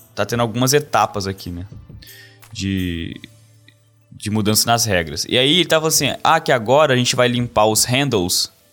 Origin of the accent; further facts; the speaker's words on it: Brazil; first language Portuguese; moved away as an adult; quando eu vou voltar pro Brasil